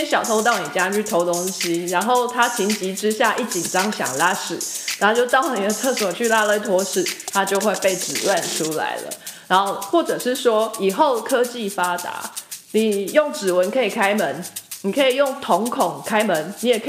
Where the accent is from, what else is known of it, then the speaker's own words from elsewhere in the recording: Taiwan; 还有来自台湾的台妹我本人…。